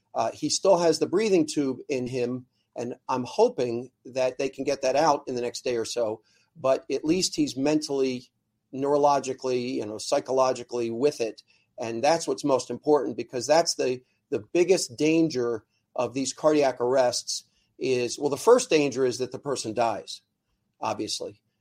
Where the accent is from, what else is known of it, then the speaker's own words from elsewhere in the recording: Ardmore, Pennsylvania, United States; I grew up in Ardmore